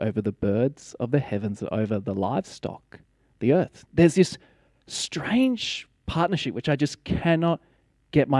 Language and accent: English; Blue Mountains, New South Wales, Australia; Growing up in the Blue Mountains